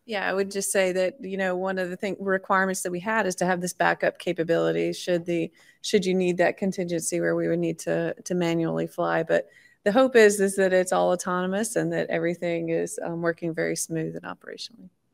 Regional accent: near Georgia Tech, United States; moved away as an adult; now in Florida, United States; a college or university nearby my hometown at, um, Georgia Tech

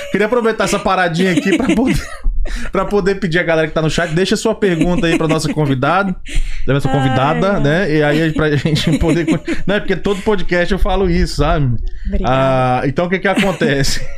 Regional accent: Brasília, Federal District, Brazil; now in United States; nasci em Brasília

